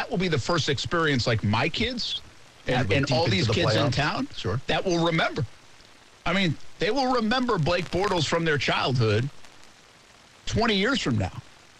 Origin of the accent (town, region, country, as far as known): New England, United States; born or raised there